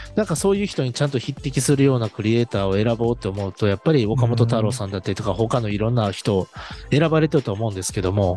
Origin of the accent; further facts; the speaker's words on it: Osaka, Japan; 我々大阪人